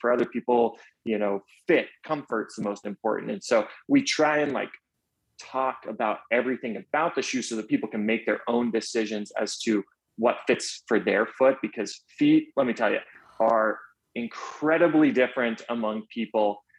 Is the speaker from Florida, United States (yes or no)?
yes; Orlando, Florida, United States; now in Atlanta, United States; growing up in Orlando. So, growing up in Orlando, right as I turned, I believe it was eight